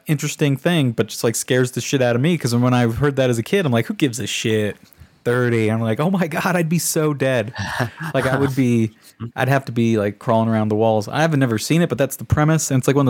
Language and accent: English; United States; it makes me mad as an American.